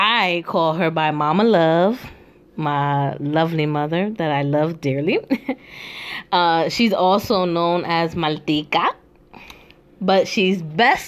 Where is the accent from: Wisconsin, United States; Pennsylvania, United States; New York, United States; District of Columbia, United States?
New York, United States; New York City; moved away as an adult; now in Philadelphia, United States; I'm originally from the Bronx, New York